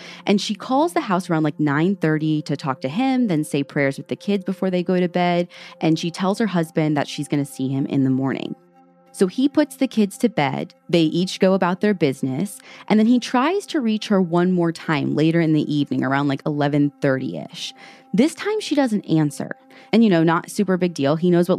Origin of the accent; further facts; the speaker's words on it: Midwest, United States; I'm awful and from the Midwest.